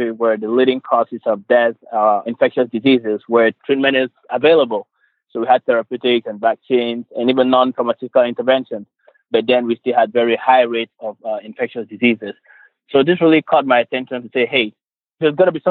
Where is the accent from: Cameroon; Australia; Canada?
Cameroon; now in Michigan, United States; I am originally from Cameroon. For those who don't know, Cameroon is, and this is a tropical region, of course, with just over 24 million people. And so I grew up in a rural area